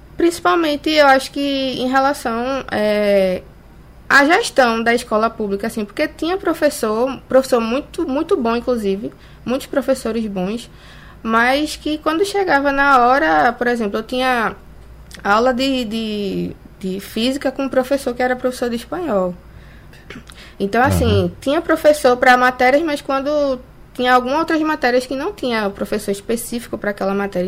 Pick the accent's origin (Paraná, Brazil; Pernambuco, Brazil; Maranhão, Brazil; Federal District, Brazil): Pernambuco, Brazil; bairro da Vaz; now in Olinda, Brazil; eu morei 27 anos né, no bairro da Vaz, é hoje que eu não moro mais lá, eu me mudei. Hoje eu moro na periferia de Olinda